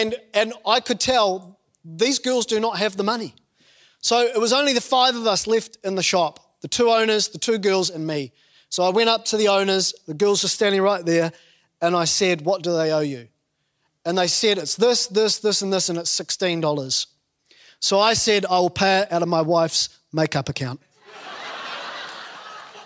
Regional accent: New Zealand; growing up in New Zealand

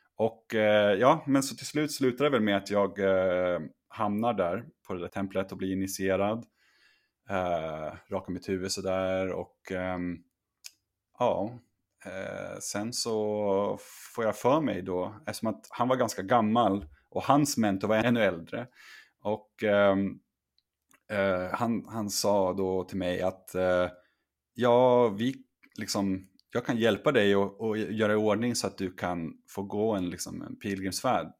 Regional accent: Sweden; also born or lived in China; hemma i Sverige

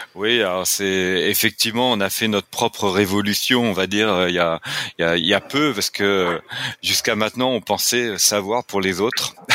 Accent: France; accent: French (France); now in Quebec, Canada; je suis québécois, mais avec un accent français, donc bien de l'autre côté de l'Atlantique

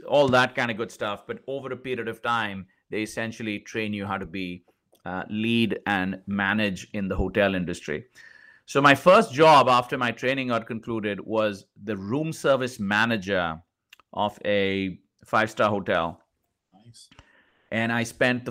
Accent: India; moved away as an adult; also born or lived in New Delhi, India / Dallas, United States / London, United Kingdom / Kansas City, United States; now in United States; I grew up in India.

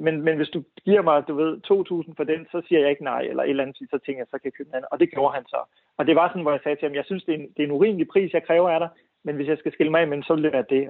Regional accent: Viborg, Central Denmark Region, Denmark; i Viborg, hvor jeg voksede op

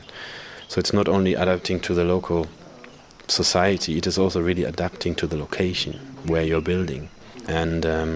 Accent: Germany; moved away as an adult; now in Uganda; I'm originally from Germany

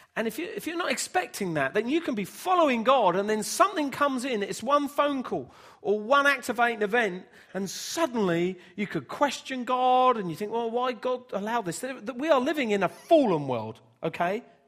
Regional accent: Bedford, East of England, United Kingdom; when I was growing up in Bedford

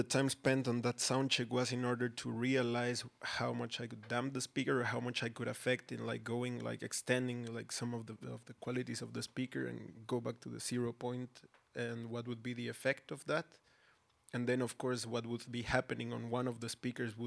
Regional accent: Mexico City, Mexico; now in Berlin, Germany; I myself, born and raised in Mexico City

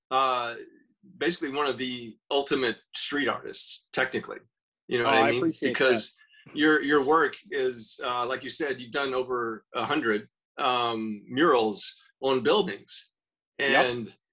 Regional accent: Destin, Florida, United States; I'm from Destin, Florida.

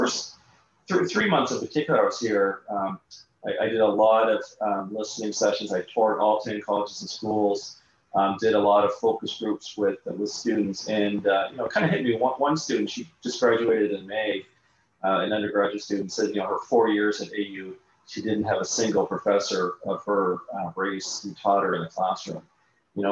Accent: Canada; accent: Canadian; now in Augusta, United States; I'm originally from Canada, so your listeners would be able to tell from my accent.

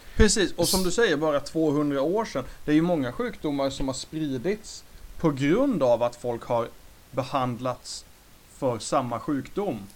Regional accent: Sweden; Vi som svenskar

